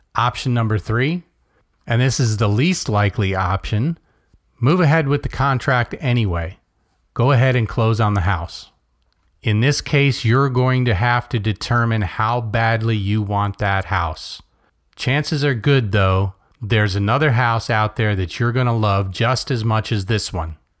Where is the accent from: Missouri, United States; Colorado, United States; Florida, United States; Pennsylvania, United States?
Florida, United States; Melbourne; born or raised there